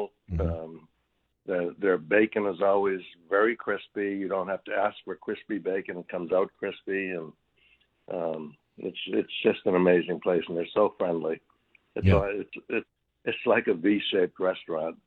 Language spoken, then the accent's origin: English; Needham, Massachusetts, United States; now in San Antonio, United States; I grew up in Needham